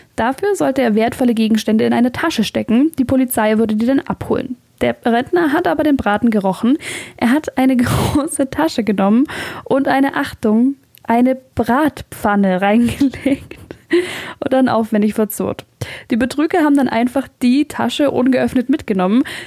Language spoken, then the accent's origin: German; Swabia, Germany; bei uns in Schwaben